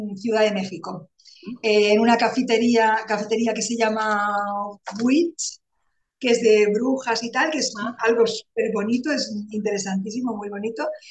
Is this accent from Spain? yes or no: yes; Barcelona, Catalonia, Spain; moved away as an adult; now in Calatayud, Spain; aunque soy de Barcelona, soy catalana, pero hace un año que vivo aquí, en Calatayud, Zaragoza.